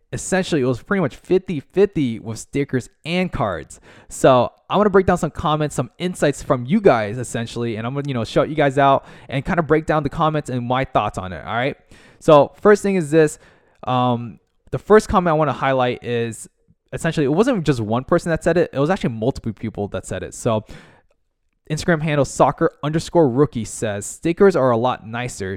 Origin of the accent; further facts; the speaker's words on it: United States; also born or lived in Orlando, Florida; located in the United States in America, uh, Orlando, Florida